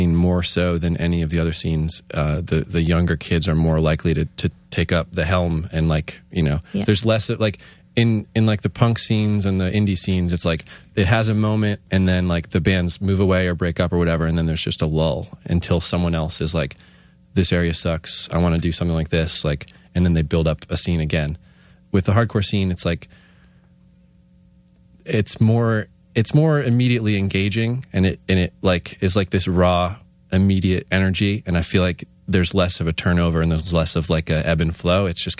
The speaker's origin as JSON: {"language": "English", "town": "Scranton", "region": "Pennsylvania", "country": "United States", "tie": "born or raised there", "said": "I mean, I grew up in Scranton, and Wilkes-Barre was like far for me."}